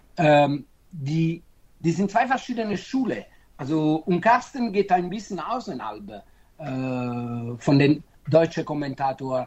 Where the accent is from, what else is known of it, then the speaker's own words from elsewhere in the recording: Naples, Campania, Italy; German is a second language; moved away; ich bin Italiener, also äh, Italiener, ich bin Neapolitaner